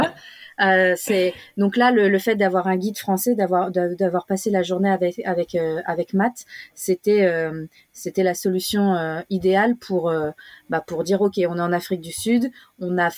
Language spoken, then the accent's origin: French; Australia; c'était c'est important pour nous on vient on vient d'Australie qui euh, de l'Australie qui a qui a quand même euh, une histoire avec avec la, la, culture aborigène